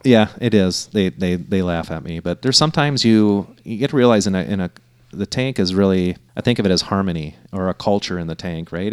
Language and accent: English; Minnesota, United States; I grew up fishing in Minnesota